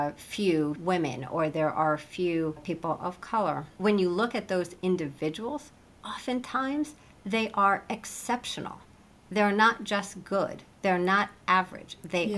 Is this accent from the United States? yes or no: yes; Midwest, United States; I came from the Midwest and my parents are pretty conservative in their just way of being.